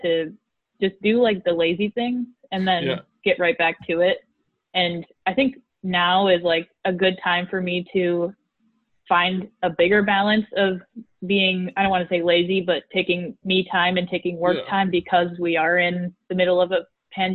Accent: Midwest, United States; accent: Midwestern; my Midwestern accent

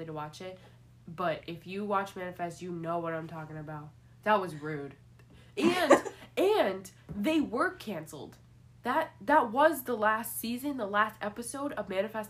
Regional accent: Troy, New York, United States; now in Albany, United States; we live in New York. I am from Troy

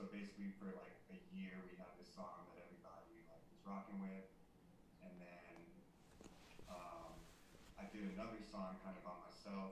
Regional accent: the Bay Area, California, United States; I grew up in the Bay Area

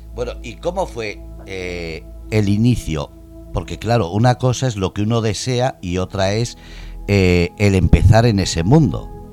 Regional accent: Bermeo, Biscay, Basque Country, Spain; now in Murcia, Spain; Yo soy de Hermoa, Vizcaya

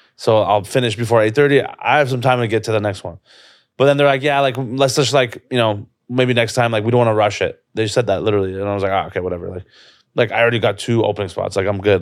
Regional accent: Toronto, Ontario, Canada; this is my hometown

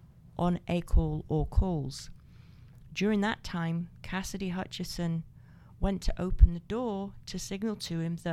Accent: Scotland, United Kingdom; I'm the Scot.

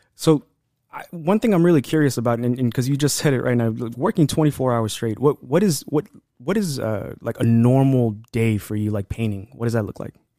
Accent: Los Angeles, California, United States; I grew up at here in Highland Park

